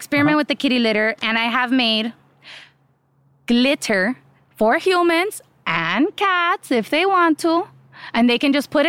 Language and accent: English; Miami, Ohio, United States; I'm from Ohio, but Miami, Ohio.